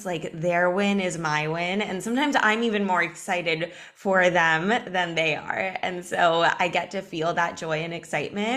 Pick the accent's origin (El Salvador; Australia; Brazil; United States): United States; Los Angeles, California; I grew up in Los Angeles